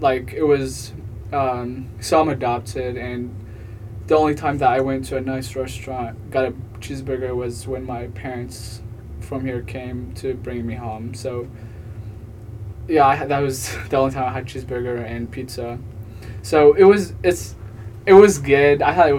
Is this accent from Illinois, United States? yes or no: yes; Illinois, United States; But I'm from Illinois, so.